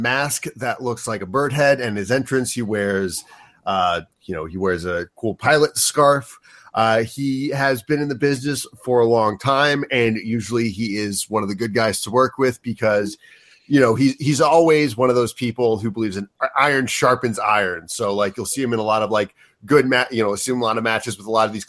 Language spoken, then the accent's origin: English; United States; I'm an American